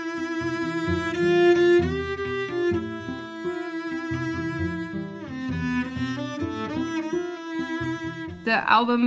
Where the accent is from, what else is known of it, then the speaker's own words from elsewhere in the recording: United States; moved away as an adult; now in Germany; I grew up in the United States